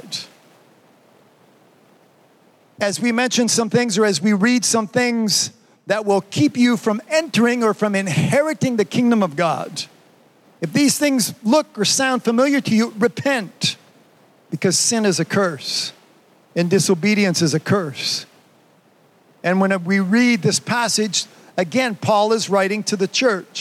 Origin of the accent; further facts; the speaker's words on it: Canada; I'm Canadian